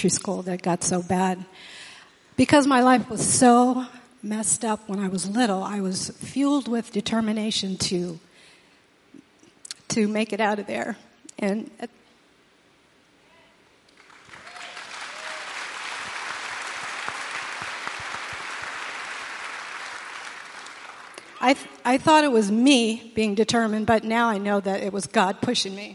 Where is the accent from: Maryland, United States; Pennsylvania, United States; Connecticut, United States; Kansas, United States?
Connecticut, United States; New Haven; I grew up in New Haven, Connecticut in a single-parent